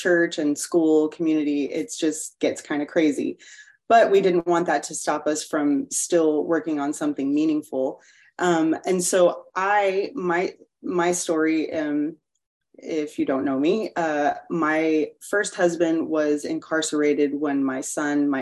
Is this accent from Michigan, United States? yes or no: no; Corpus Christi, Texas, United States; moved away as an adult; now in Houston, United States; I'm originally from Corpus Christi, Texas, and we moved here in 2008 to Houston for my husband's work